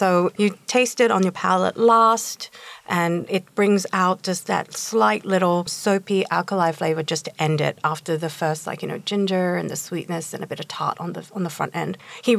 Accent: Australia; moved away; I grew up in Australia

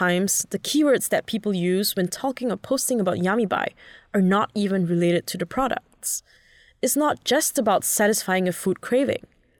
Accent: Singapore; now in Hong Kong; As a Singaporean in Hong Kong

